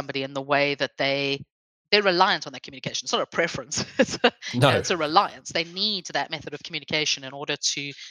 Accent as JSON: {"language": "English", "country": "South Africa", "moved": "yes", "lives_now": "England", "said": "I come from South Africa. If I had come halfway through my education, I could have sat a GCSE for Afrikaans language if I wanted to."}